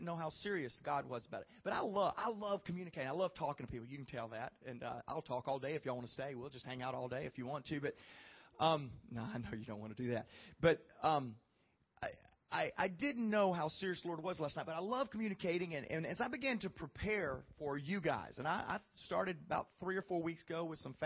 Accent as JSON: {"language": "English", "region": "the South", "country": "United States", "said": "I'm not from around here, nor am I from Canada. I'm from the South."}